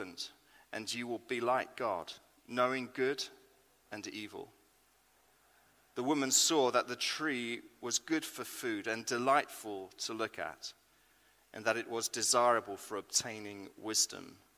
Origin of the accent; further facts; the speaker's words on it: United Kingdom; I am British